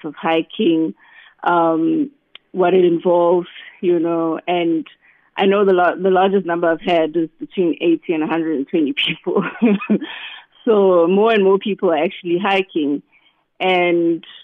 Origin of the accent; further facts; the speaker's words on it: Newcastle, KwaZulu-Natal, South Africa; also born or lived in Cape Town; I grew up in Newcastle